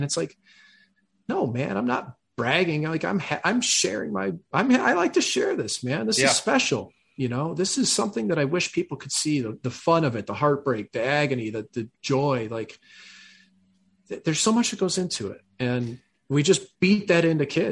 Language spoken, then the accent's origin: English; United States; I'm American.